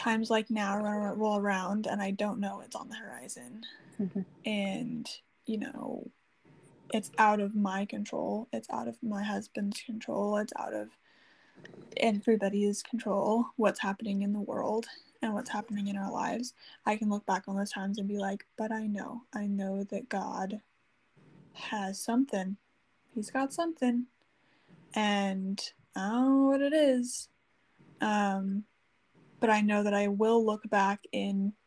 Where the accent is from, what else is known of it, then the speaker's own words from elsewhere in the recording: near Chicago, Illinois, United States; moved away; I was from near Chicago